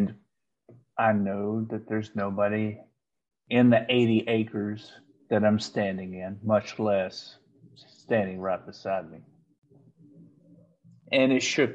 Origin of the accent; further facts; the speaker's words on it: Paris, Texas, United States; I grew up in Paris, Texas, just across the Red River